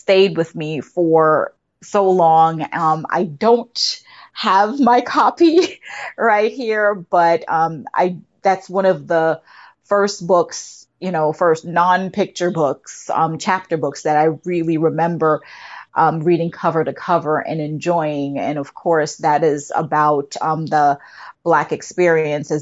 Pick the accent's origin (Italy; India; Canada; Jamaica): Jamaica; now in United States; I'm originally from Jamaica